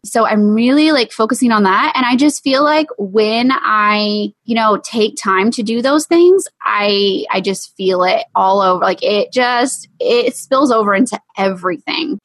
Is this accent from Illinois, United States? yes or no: no; East Texas, United States; we're from East Texas